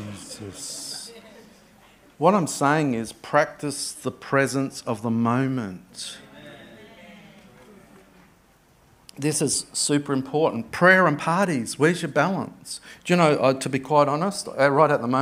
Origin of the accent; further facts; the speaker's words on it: Adelaide, South Australia, Australia; I grew up in Adelaide